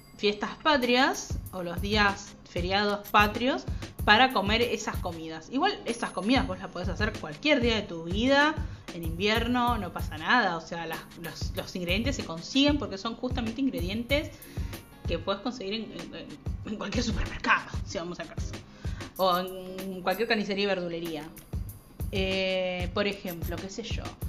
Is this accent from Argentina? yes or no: yes; Argentina; los que somos argentinos